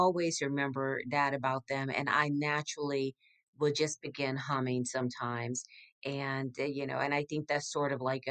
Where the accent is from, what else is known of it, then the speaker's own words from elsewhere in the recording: Galveston, Texas, United States; also born or lived in Northern California / Miami; now in Houston, United States; I grew up in Galveston, Texas, about 40 miles outside of Houston, Texas, where I reside now